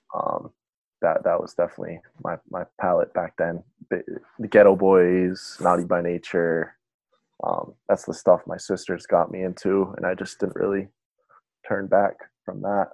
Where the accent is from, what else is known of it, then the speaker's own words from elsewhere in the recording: Bristol, Rhode Island, United States; now in Providence, United States; I grew up in Bristol um, my whole life. Um, I went to you know all the public schools in this area.